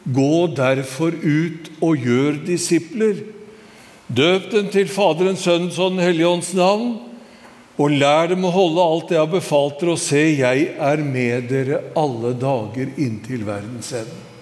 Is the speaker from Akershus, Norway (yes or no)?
yes; Skedsmo, Akershus, Norway; hjembygda mi i Skedsmo